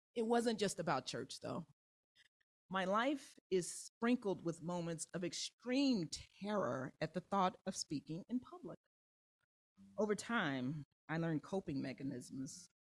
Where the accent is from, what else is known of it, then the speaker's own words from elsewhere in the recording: Kansas City, Missouri, United States; now in Chicago, United States; my hometown of Kansas City